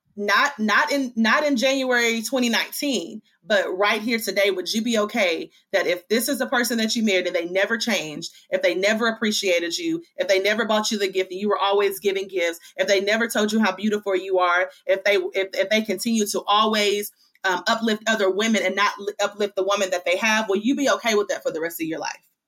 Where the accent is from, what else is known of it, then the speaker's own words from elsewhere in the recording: Hickman, Kentucky, United States; now in Chattanooga, United States; I am from Hickman, Kentucky. So that's Western Kentucky. I actually live now in Chattanooga, Tennessee